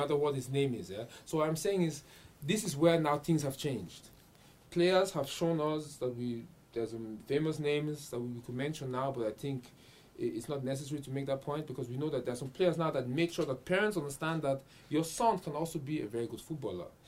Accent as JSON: {"language": "English", "region": "Vienna", "country": "Austria", "tie": "born or raised there", "said": "I grew up in Vienna"}